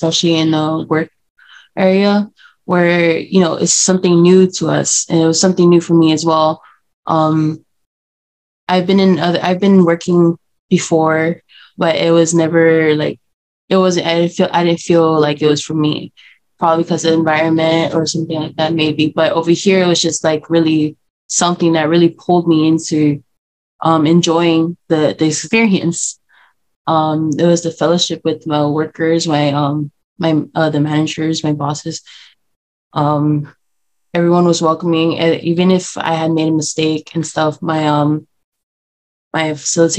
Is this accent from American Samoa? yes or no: yes; Utulei/Tutuila East, Eastern District, American Samoa; I'm from Utuma East